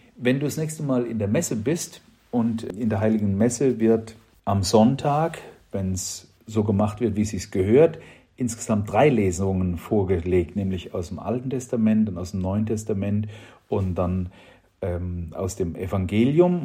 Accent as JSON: {"language": "German", "country": "Germany", "said": "bei uns in Deutschland"}